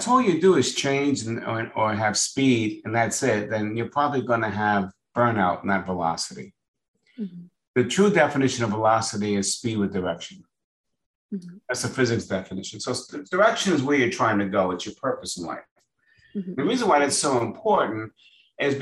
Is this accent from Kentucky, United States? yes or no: no; New York, United States; moved away as an adult; now in Florida, United States; I was born in New York. I just moved to Florida.